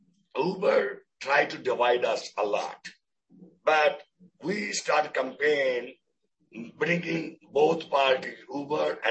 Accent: Pakistan; moved away; I'm Pakistani

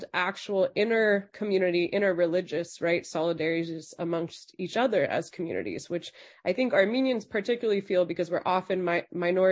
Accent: Los Angeles, California, United States; I grew up in Los Angeles

